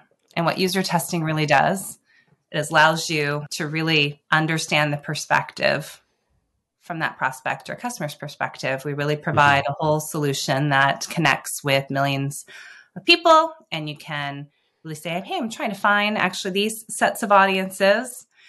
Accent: Seattle, Washington, United States; Growing up in Seattle, I think I was going between something coffee-related or tech-related

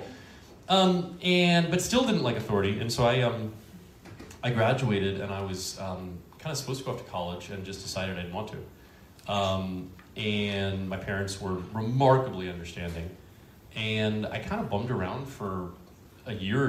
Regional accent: Northern Virginia, United States; I was born and raised in Northern Virginia, just outside D.C.

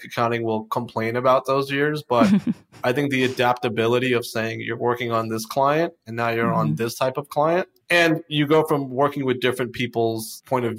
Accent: Florida, United States; I went back down to Florida because I'm from Florida

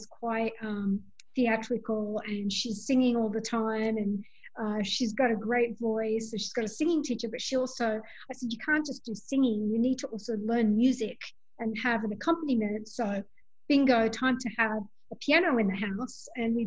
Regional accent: Sydney, New South Wales, Australia; moved away as an adult; now in Bronx, United States; as an Australian to come from the Bronx

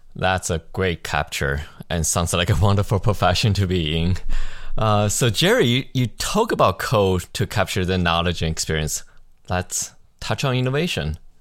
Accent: Canada; Being a Canadian

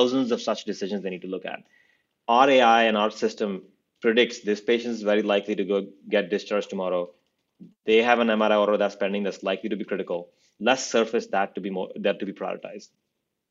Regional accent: India; now in United States; I grew up in India

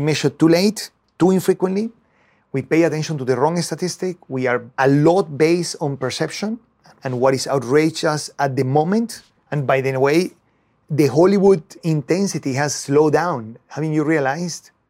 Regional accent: Venezuela; moved away as an adult; now in United States; I was born in Venezuela and I studied there, and I went to the university to study, uh, chemistry

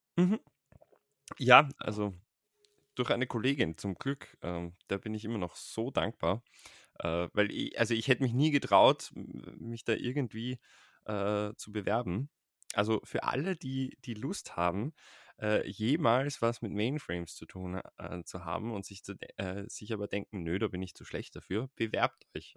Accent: Vienna, Austria; Ich bin in, lebe in Wien und bin aus Wien

